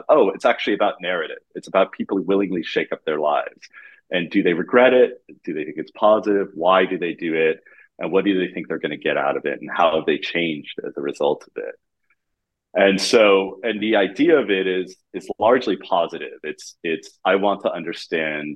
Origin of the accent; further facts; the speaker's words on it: San Francisco, California, United States; moved away as an adult; also born or lived in Germany / New York / Miami Beach, Florida / Berlin; now in Amsterdam, Netherlands; I moved to San Francisco when I was six